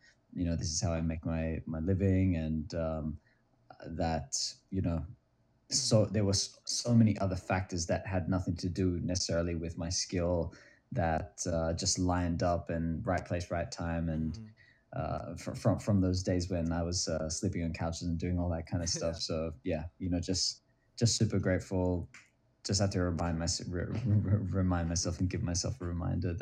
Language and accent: English; Australia; moved away as an adult; now in Los Angeles, United States; I'm originally from Australia, but I've been in LA for 10 years now